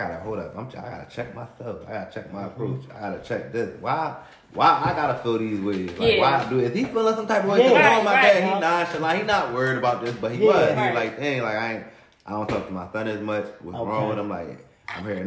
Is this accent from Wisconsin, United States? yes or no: no; Philadelphia, Pennsylvania, United States; growing up in North Philly